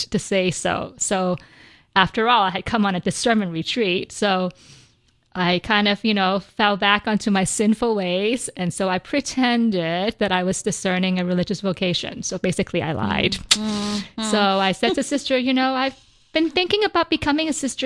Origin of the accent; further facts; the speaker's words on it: Vancouver, British Columbia, Canada; I grew up in Vancouver, British Columbia